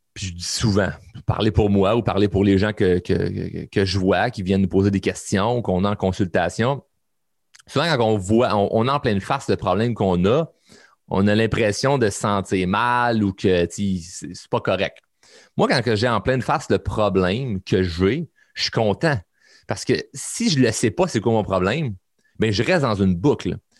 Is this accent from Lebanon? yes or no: no; Quebec, Canada; chez nous au Québec